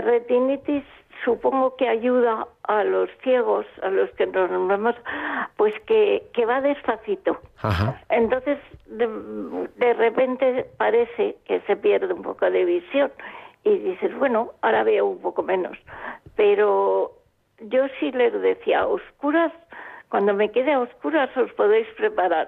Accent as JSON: {"language": "Spanish", "town": "Palma", "region": "Balearic Islands", "country": "Spain", "tie": "born or raised there", "said": "yo nací en Palma de Mallorca, ya lo sabéis con una familia mm, creyente. Entonces mi vida fue normal yendo al colegio de niña"}